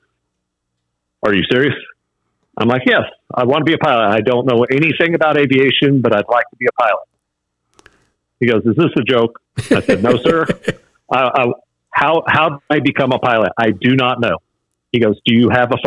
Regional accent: Fort Worth, Texas, United States; Born and raised in Fort Worth on the east side of Fort Worth, Texas

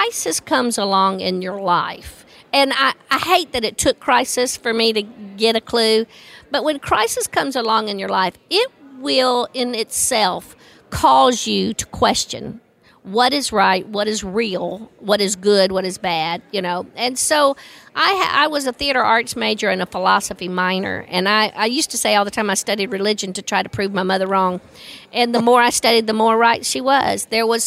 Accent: the Bible Belt, United States; I grew up in the Bible Belt

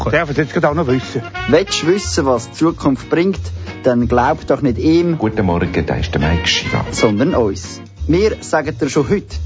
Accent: Aargau, Switzerland; Mir als Aargauer interessiert das nicht groß

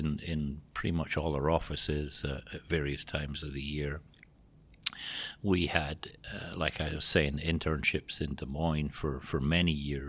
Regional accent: Scotland, United Kingdom; moved away as an adult; also born or lived in Greece / Portugal / Spain / England; now in Iowa, United States; you might have picked it up from the accent, but not from around here. I was born and raised in Scotland.

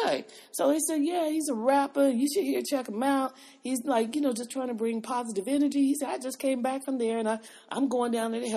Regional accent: Los Angeles, California, United States; moved away; I was from Los Angeles.

